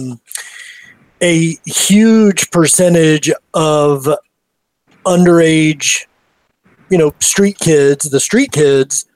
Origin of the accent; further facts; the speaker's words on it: Austin, Texas, United States; moved away as an adult; now in Anacortes, United States; growing up in Austin, excuse me, and living there for 20, you know, some odd years and now living up here for 20 some odd years